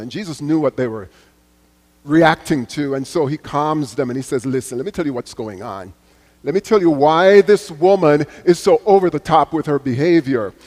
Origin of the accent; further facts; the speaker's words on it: Jamaica; as a little boy growing up in Jamaica, going to church with my mother